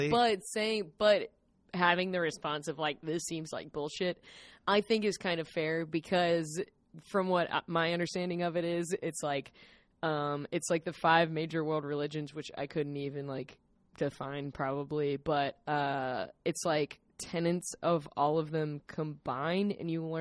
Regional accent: the South, United States; I was raised Episcopalian in the South um, where there was like one Episcopal church in my small hometown

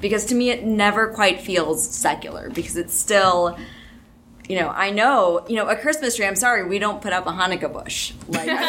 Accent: Western Kentucky, United States; I'm from Western Kentucky, and we did a similar thing in, like, some of the Baptist churches near me

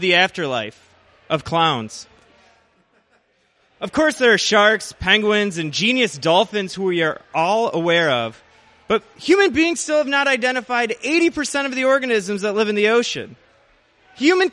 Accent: Joliet, Illinois, United States; also born or lived in Chicago; I was born in Joliet, Illinois. It's a suburb/garbage dump, about 45 minutes outside of the city. And I've spent about the past 6 years living in Chicago

